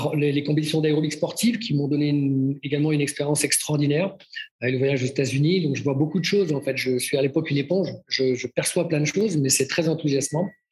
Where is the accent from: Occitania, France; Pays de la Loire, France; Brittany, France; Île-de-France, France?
Brittany, France; also born or lived in Nantes; now in Switzerland; je suis breton, dans la région de, le, tronc commun, dans la région ouest